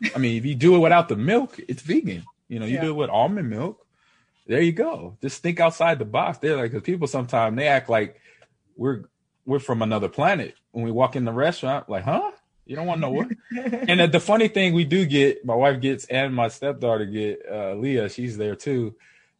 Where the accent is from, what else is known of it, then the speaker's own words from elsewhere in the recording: Nebraska, United States; I'm from Nebraska